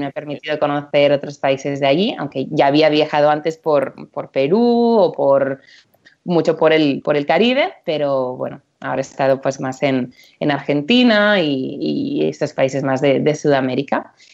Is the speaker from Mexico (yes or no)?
no; Empordà, Barcelona area, Catalonia, Spain; moved away as an adult; now in United States; soy, soy de Barcelona, bueno, de Alampordá, soy de, soy de por aquí, cerquita de donde está Joan